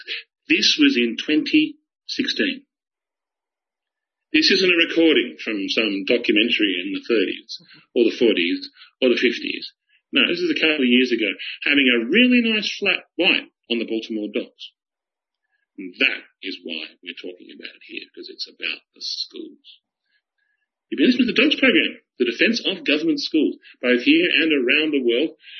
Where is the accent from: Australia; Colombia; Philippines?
Australia; being an Australian